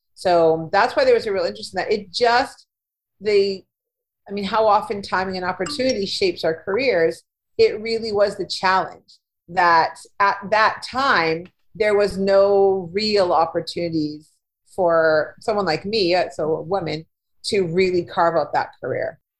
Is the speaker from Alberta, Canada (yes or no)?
no; Winnipeg, Manitoba, Canada; moved away as an adult; also born or lived in Ontario; I was born in Manitoba, in Winnipeg, and I lived here for the first part of my life